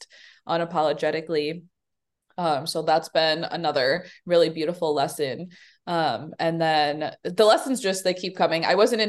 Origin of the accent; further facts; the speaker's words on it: Chicago, Illinois, United States; I was born in the South Side of Chicago